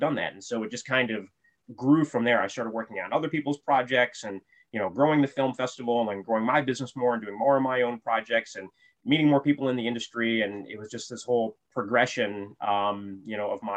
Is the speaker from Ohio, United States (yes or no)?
yes; Toledo, Ohio, United States; moved away as an adult; now in Florida, United States; I grew up in Toledo, Ohio, and moved to Florida